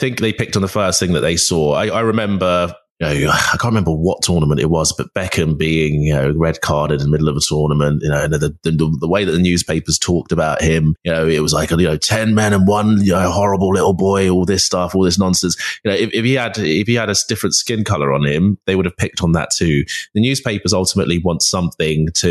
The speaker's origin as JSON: {"language": "English", "region": "London", "country": "United Kingdom", "tie": "born or raised there", "said": "I grew up in North London"}